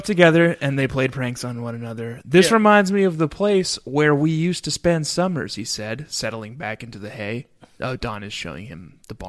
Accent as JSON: {"language": "English", "town": "Louisville", "region": "Kentucky", "country": "United States", "said": "Louisville, Kentucky, just like Logan here."}